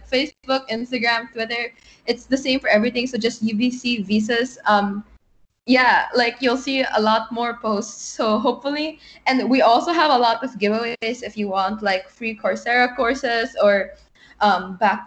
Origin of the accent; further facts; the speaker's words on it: Manila, Metro Manila, Philippines; moved away as an adult; I'm from Manila, the Philippines